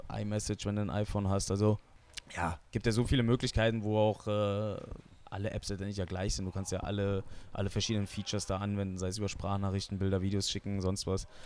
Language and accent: German; Wetzlar, Hesse, Germany; Ja, Wetzlar ist meine Heimat. Da bin ich einfach groß geworden.